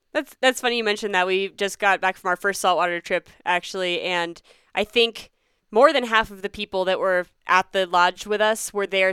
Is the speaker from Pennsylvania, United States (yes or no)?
yes; Pennsylvania, United States; now in Colorado, United States; I grew up in Pennsylvania